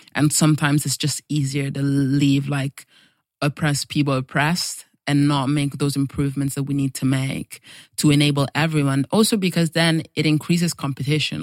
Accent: Italy; moved away; also born or lived in Nigeria; I was born in Nigeria, even though I don't have, like, very strong ties because I grew up in Italy

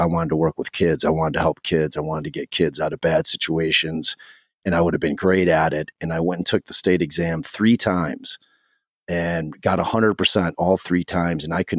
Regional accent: Chicago, Illinois, United States; Like I grew up like on the Austin area is underserved area, high crime area, you know, low income. And, you know, so I grew up like right on that street.

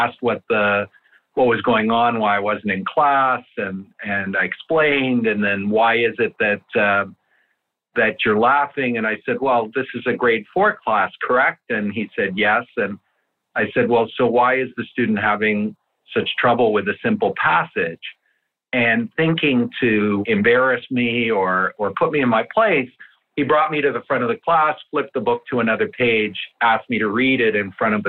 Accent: Canada; first language Italian; English is a second language; my parents came to Canada from Italy with nothing, no money, no education, no knowledge of the language

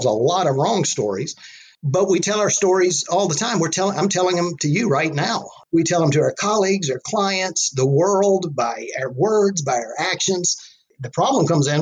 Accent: South Carolina, United States; moved away as an adult; now in Chapel Hill, United States; I was born and raised in South Carolina, also known as the Lower Carolina. And I grew up in a small town in the low country of South Carolina

